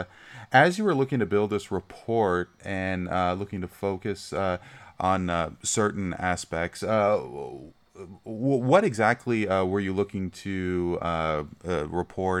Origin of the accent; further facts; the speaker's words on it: Brampton, Ontario, Canada; growing up in Brampton, as I did